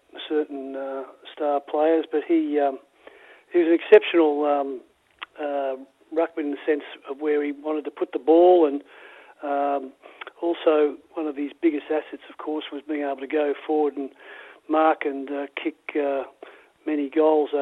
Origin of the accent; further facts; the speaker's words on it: Melbourne, Victoria, Australia; When I was very young, I lived in North Melbourne, and then we moved to Essendon when I was about five, and built a house there.